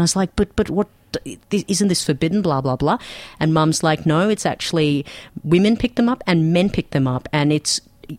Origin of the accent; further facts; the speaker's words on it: Pakistan; now in Melbourne, Australia; I come from Pakistan